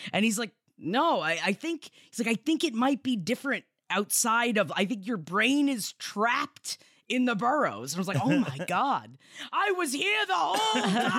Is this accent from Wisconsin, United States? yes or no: no; New York, United States; moved away as an adult; we were raised in New York, went back to New York as adults, and lived in New York for so much